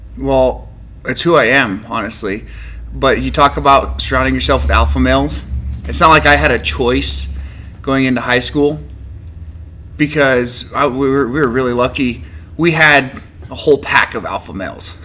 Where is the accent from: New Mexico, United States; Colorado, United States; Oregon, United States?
New Mexico, United States; Farmington; also born or lived in Laramie, Wyoming; I moved to Farmington right before my fifth birthday. I was born born in Laramie, Wyoming, but moved here.